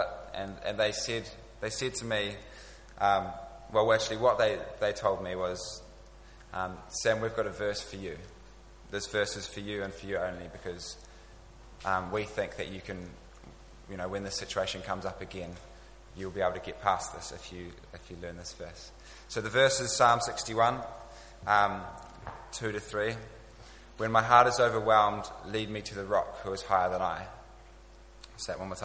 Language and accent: English; Dunedin, Otago, New Zealand; now in London, United Kingdom; I'm from Dunedin, and the closest city to us is Christchurch